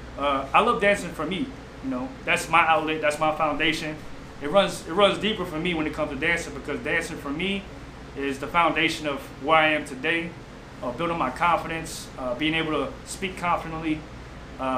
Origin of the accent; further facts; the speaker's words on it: Houma, Louisiana, United States; now in New Orleans, United States; Growing up in Houma is just a very small city